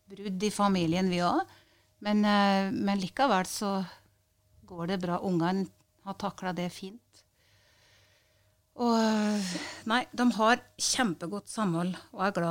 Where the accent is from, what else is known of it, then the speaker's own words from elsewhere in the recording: Øversjødalen, Innlandet, Norway; Ja, det var, å ut og gå på ski og renne på Skørra med papirsekk før vi gikk på skolen.